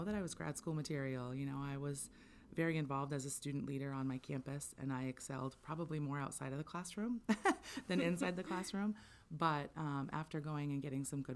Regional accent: Southern Maine, United States; also born or lived in Orono, Maine / Eddington, Maine; I grew up in Southern Maine, and I left to go to college and had some different work experiences. And then about 10 years later, I was grateful to have the opportunity to move back to Maine

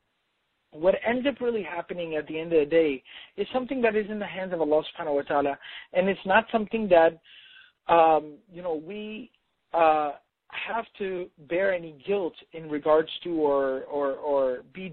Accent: Dallas, Texas, United States; I'm from Dallas, so we have a lot of corporations and, you know, corporate work settings here

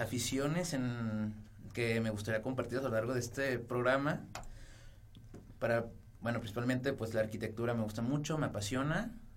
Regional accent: Zacatecas, Mexico; moved away; Yo vengo de Zacatecas, de un pueblito que se llama Cuchipula, Zacatecas.

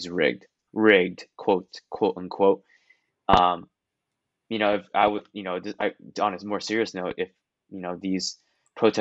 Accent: Taiwan; moved away; I come from Taiwan

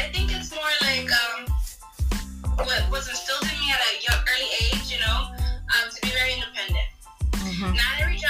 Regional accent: New York City, New York, United States; I'm from Bronx, New York. Usually cater for small events or the holidays. I'm in the tri-state area.

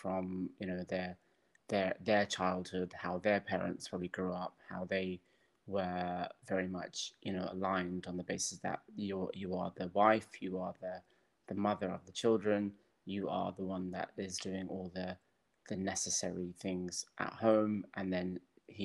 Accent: Birmingham, West Midlands, United Kingdom; now in Cayman Islands; Growing up in Birmingham, in the family home

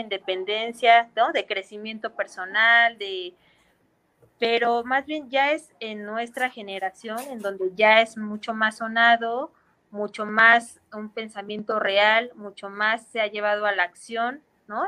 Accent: Mexico City, Mexico; nosotros somos capitalinos

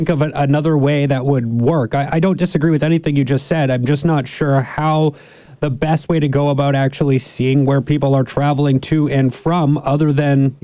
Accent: Canada; we're Canadian

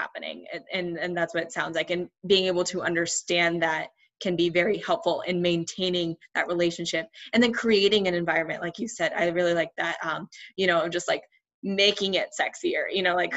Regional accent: United States; I grew up also in the States, but um, with um, Indian parents

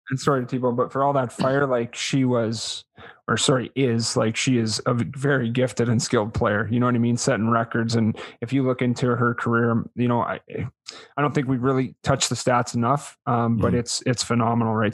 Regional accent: Winnipeg, Manitoba, Canada; I'm from Winnipeg and it's a lot different there

